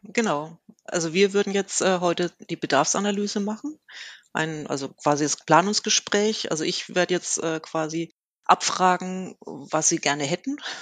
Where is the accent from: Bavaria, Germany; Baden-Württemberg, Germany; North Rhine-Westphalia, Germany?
Bavaria, Germany; Kitzingen; moved away as an adult; now in Würzburg, Germany; ich komme eigentlich aus Kitzingen, das ist in der Nähe von Würzburg